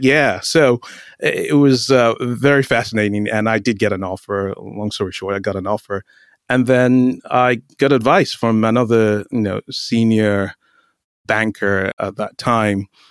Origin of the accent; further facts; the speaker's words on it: Nigeria; moved away as an adult; also born or lived in North Carolina, United States / London, United Kingdom / Boise, Idaho, United States; now in Palo Alto, United States; I grew up in Nigeria and finished high school in Nigeria, started college in Nigeria